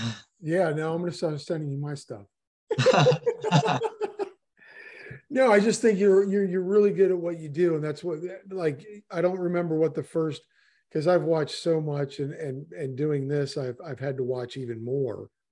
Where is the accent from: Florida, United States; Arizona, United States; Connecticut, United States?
Florida, United States; Miami; I'm from Miami